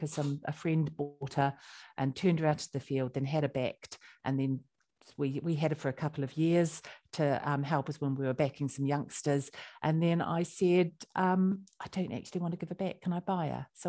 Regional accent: Christchurch, Canterbury, New Zealand; moved away as an adult; now in United Kingdom; I come from Christchurch, so by the sea.

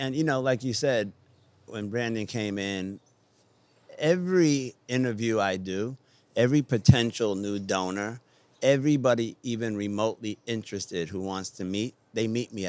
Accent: Wiesbaden, Hesse, Germany; born there; I was born in Wiesbaden, Germany. I have 7 brothers and sisters.

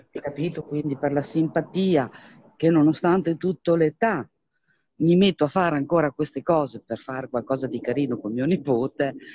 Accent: Vignola, Emilia-Romagna, Italy; per il centro di Vignola, perché io sono di Vignola in provincia

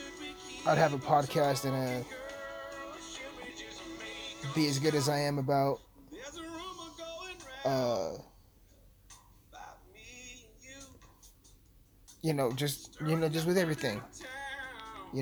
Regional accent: Alamosa, Colorado, United States; my hometown has this, like, local stage

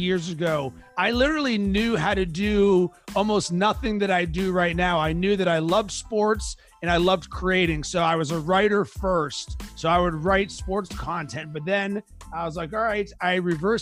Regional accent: Pittsburgh, Pennsylvania, United States; moved away; I'm from Pittsburgh originally

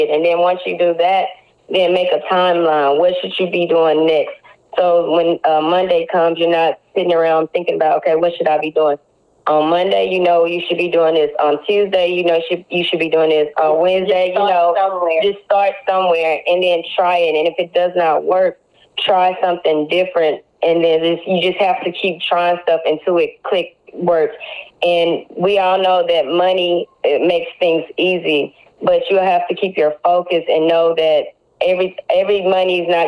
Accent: Corsicana, Texas, United States; also born or lived in Houston; to come from Corsicana, that's like my home. I love Corsicana.

